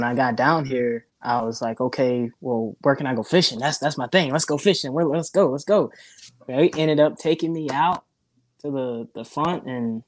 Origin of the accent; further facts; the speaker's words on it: South Carolina, United States; moved away as an adult; now in Gulfport, United States; I'm from South Carolina originally, born and raised